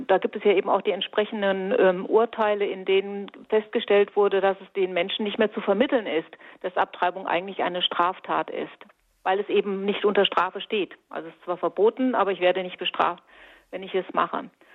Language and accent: German; Fulda, Hesse, Germany; bei uns in Fulda